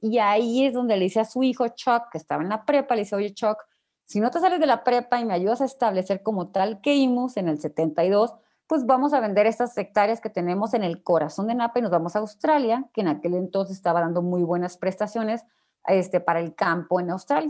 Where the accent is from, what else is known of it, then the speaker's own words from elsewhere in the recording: Ensenada, Baja California, Mexico; moved away as an adult; now in Mexico City, Mexico; yo de Ensenada